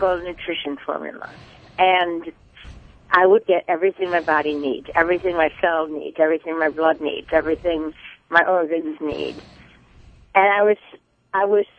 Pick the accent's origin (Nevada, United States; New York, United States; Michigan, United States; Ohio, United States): Michigan, United States; Huntington Woods; Well, I grew up in the area. I grew up in Huntington Woods. I stayed mostly close to home except when I went away to school.